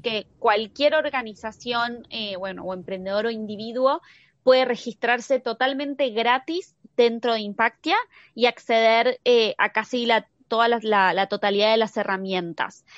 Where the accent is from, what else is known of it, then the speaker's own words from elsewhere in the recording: Argentina; yo soy argentina